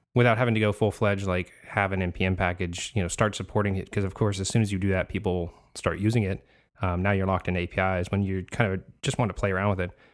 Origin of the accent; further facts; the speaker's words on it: California, United States; now in Florida, United States; I'm originally from California, so I'm out in Florida now